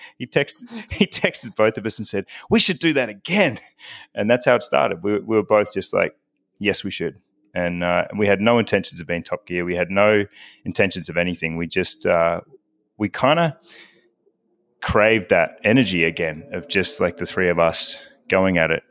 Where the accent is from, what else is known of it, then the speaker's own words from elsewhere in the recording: Victoria, Australia; moved away as an adult; also born or lived in Melbourne, Australia; I am originally, uh, from Melbourne, Australia. I was born in Melbourne, but, uh, spent my childhood in the country